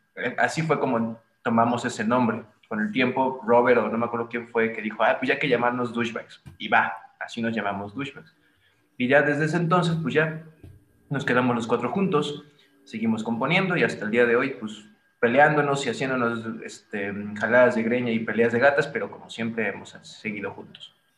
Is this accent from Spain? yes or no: no; Veracruz, Mexico; moved away; also born or lived in Xalapa; Poncho y yo somos de Veracruz